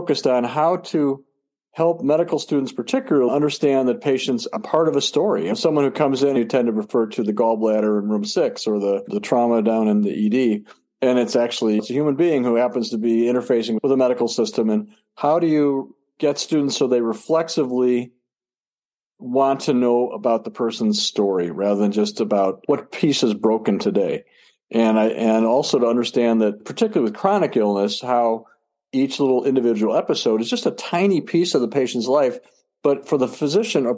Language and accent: English; Chicago, Illinois, United States; moved away as an adult; also born or lived in Houston, Texas; now in Milwaukee, United States; I grew up in the Chicago area